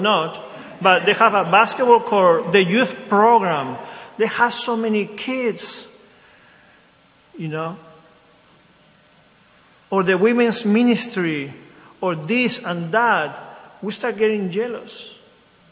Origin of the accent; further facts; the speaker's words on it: Lima, Peru; now in Wilmington, United States; I grew up in a Catholic country. I'm from Lima, Peru.